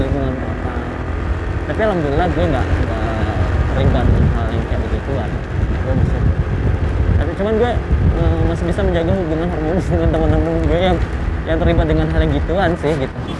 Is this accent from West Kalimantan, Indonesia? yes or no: no; Danau Kembar, West Sumatra, Indonesia; also born or lived in Cirebon / Padang; di daerah gue di Danau Kembar